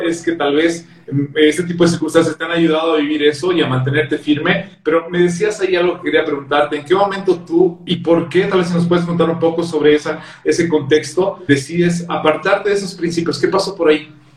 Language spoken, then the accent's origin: Spanish; Bolivia; acá de Bolivia